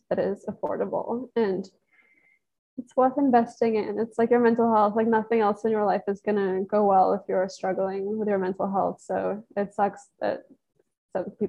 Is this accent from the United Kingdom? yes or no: yes; England, United Kingdom; moved away as an adult; now in United States; I'm from England and I moved here as a student and I'm still here.